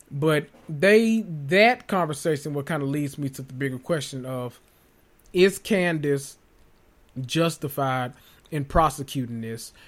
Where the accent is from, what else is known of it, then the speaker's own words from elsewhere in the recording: Memphis, Tennessee, United States; I'm from North Memphis.